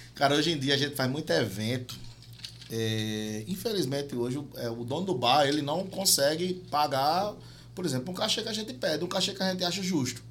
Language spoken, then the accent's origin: Portuguese; João Pessoa, Paraíba, Brazil; a gente é de João Pessoa, a gente é de João Pessoa